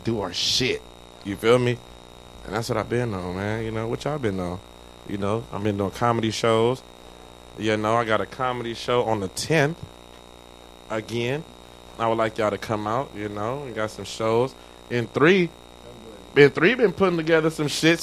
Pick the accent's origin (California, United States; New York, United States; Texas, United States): California, United States; Long Beach; I'm from Long Beach